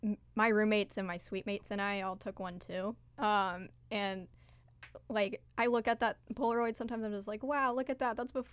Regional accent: Lexington, Kentucky, United States; moved away as an adult; now in Chicago, United States; I'm from Lexington, Kentucky. Not necessarily a small town with around 300,000 people, but that doesn't stop it from being secluded from the rest of the world.

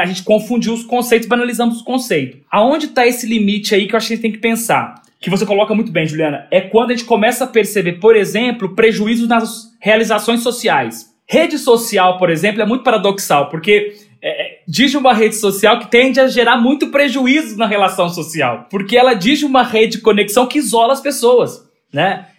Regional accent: Minas Gerais, Brazil; sou mineiro

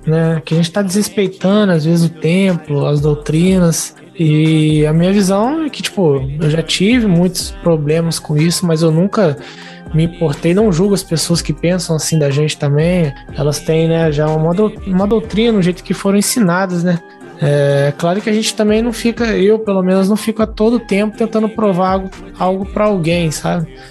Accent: Volta Redonda, Rio de Janeiro, Brazil; Eu sou de Volta Redonda, Rio de Janeiro

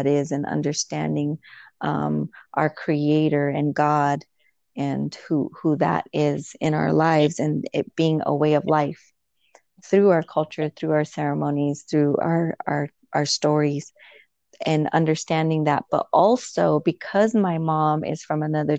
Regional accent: United States; moved away; I was born and raised on the Navajo Nation

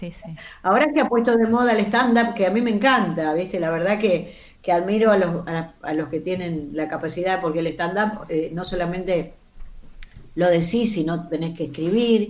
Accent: Carlos Tejedor, Buenos Aires Province, Argentina; moved away as an adult; Y yo soy nacida y criada en un pueblito donde el cine era lo

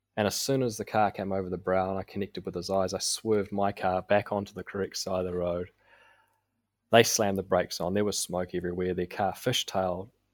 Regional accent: Auckland, New Zealand; I was raised in South Auckland, uh, by my mother, single mum

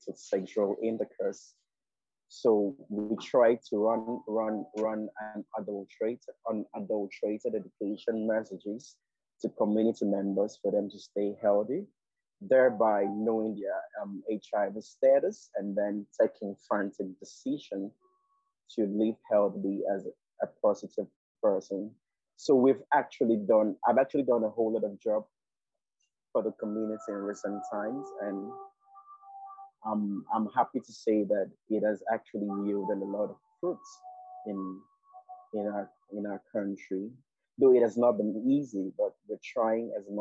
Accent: Nigeria; I'm a Nigerian queer guy

